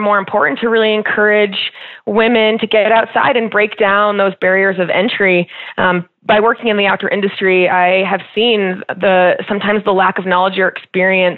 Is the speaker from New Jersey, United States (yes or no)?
yes; New Jersey, United States; moved away as an adult; now in Colorado, United States; I grew up in New Jersey, actually, in quite a large family